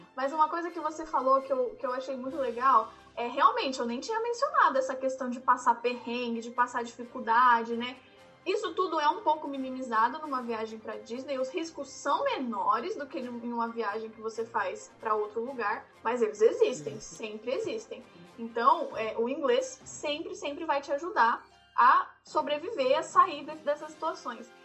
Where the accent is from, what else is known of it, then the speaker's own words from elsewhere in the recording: Brazil; moved away; also born or lived in Tennessee, United States; eu sou do Brasil, eu falo